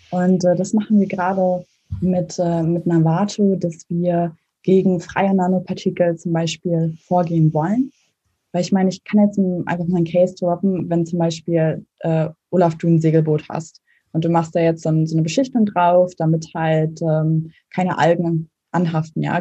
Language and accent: German; Mecklenburg-Vorpommern, Germany; also born or lived in Lübeck; ich bin in, äh, zwar in Lübeck geboren, als Hanseatin, aber in Mecklenburg aufgewachsen, in einem kleinen Dorf.